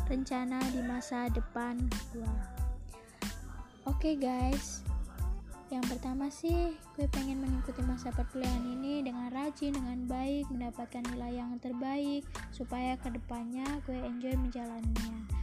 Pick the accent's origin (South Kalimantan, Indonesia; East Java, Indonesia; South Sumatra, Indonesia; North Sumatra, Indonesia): South Sumatra, Indonesia; Palembang; Lanjut dah umur 18 tahun, gue berasal dari Palembang